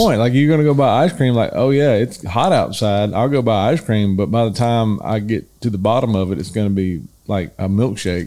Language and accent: English; the South, United States; We're from the South